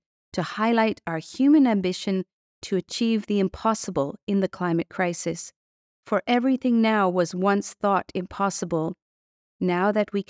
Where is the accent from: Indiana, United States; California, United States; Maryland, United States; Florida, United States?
California, United States; On October 9, 2017, the Tubbs Fire blazed through my hometown in Sonoma County, along with 5,600 other homes.